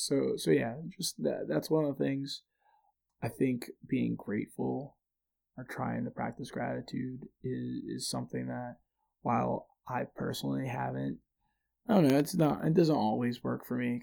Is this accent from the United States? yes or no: yes; Philadelphia, Pennsylvania, United States; walking through Philly and realizing like, hey, I used to, the area I grew up in Philly versus like where I live now is so drastically different in terms of outcomes.